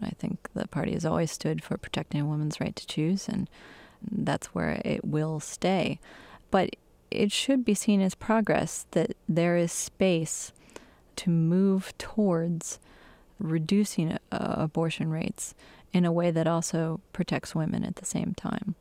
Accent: Michigan, United States; my home state in Michigan

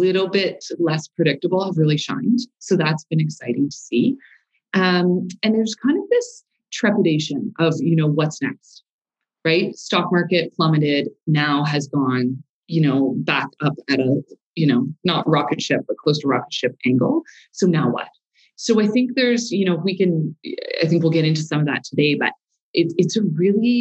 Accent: Montreal, Quebec, Canada; moved away as an adult; now in Calgary, Canada; born and raised in Montreal, moved to Calgary in 06

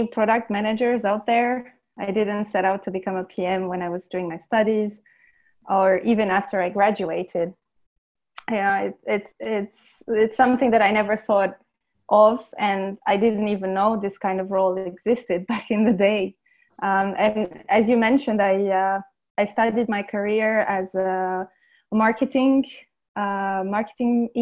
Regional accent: Romania; also born or lived in London, United Kingdom; now in Lisbon, Portugal; I am originally from Romania

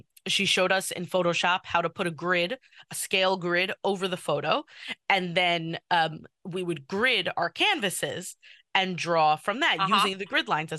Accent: New York City, New York, United States; I'm from Kew Garden Hills, but I went to Tag for high school

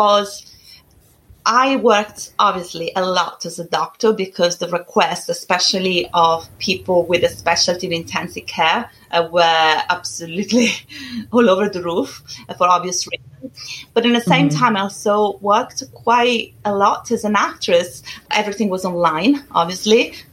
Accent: Italy; English is a second language; moved away as an adult; now in United Kingdom; I'm originally from Italy

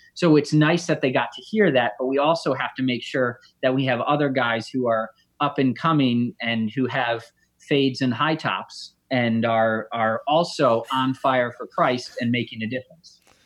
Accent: Connecticut, United States; I grew up in Connecticut

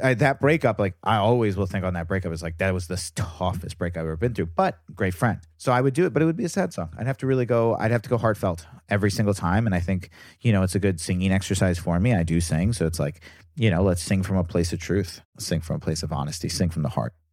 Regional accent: Virginia, United States; I'm from Virginia, so I was the only Jew. in my area

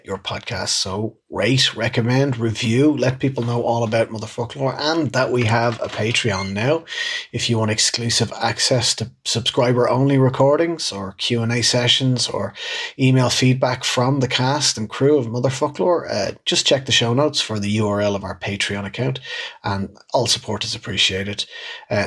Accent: Dublin, Leinster, Ireland; growing up in Dublin

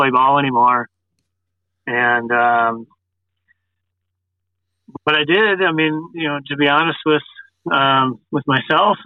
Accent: Grosse Pointe, Michigan, United States; I grew up in Grosse Pointe, Michigan

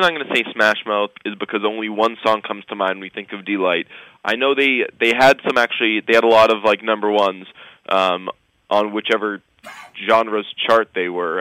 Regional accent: United States; I was raised as an American

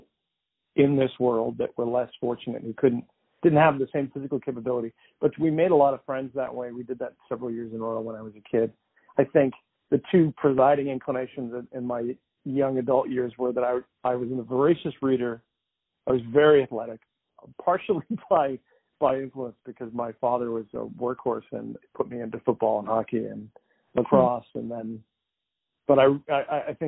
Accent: Andover, Massachusetts, United States; I grew up in Andover, Massachusetts, which is a pretty nice place

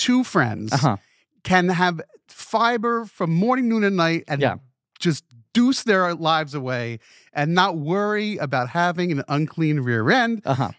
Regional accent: New Jersey, United States; so I grew up in New Jersey, this foreign land.

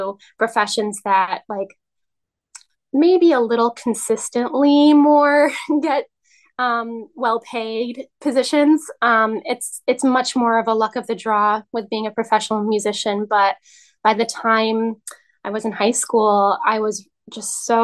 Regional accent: New York City, New York, United States; moved away as an adult; now in Albany, United States; I live in Albany, New York now, and I'm originally from the Upper West Side of Manhattan

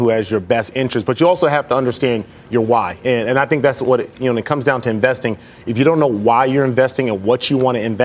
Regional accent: Los Angeles, California, United States; me growing up in South Central Los Angeles

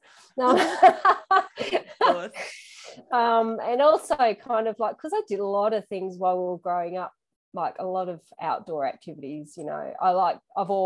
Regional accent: George Town, Tasmania, Australia; also born or lived in West Tamar, Tasmania; I actually grew up in Georgetown

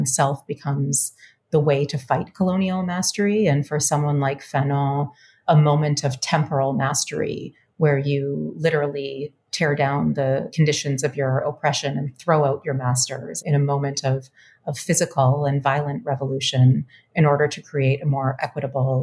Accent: Winnipeg, Manitoba, Canada; moved away as an adult; now in Richmond, United States; I am a Canadian person. I grew up in Winnipeg to diasporic parents, both immigrant.

